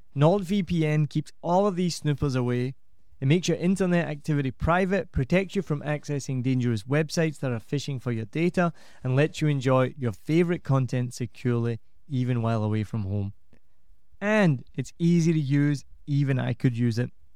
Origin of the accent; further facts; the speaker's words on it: Scotland, United Kingdom; accent: Scottish; now in Vietnam; if I was being really Scottish